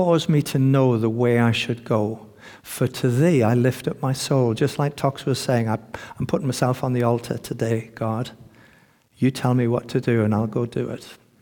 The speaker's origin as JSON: {"language": "English", "country": "United Kingdom", "said": "as British people"}